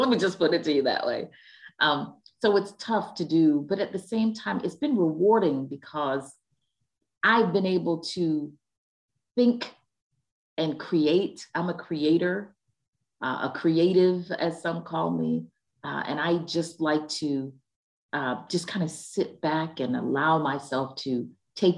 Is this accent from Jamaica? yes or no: yes; Jamaica; our country, Jamaica land we love